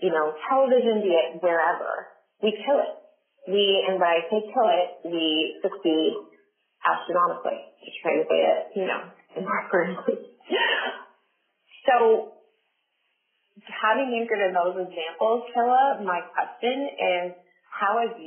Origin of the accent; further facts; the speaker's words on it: Southern Ontario, Canada; somebody from Southern Ontario or from Canada or from Ontario, period